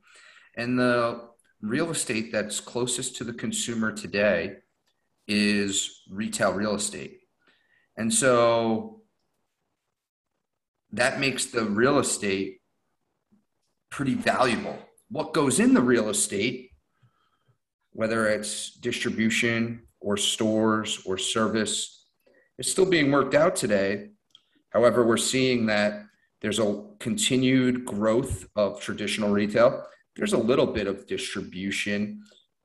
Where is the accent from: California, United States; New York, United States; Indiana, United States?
New York, United States; New York metro area, United States; I'm from the New York metro area